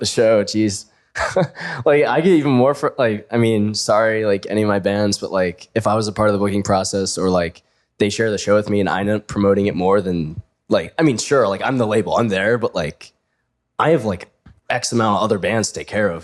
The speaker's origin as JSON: {"language": "English", "town": "Annapolis", "region": "Maryland", "country": "United States", "moved": "as an adult", "lives_now": "Pittsburgh, United States", "said": "I'm from like Annapolis area, but I say I'm from Baltimore."}